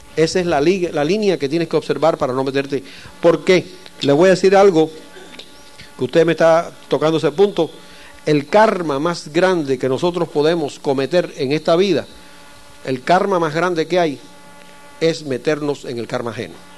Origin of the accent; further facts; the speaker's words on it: Cuba; yo soy cubano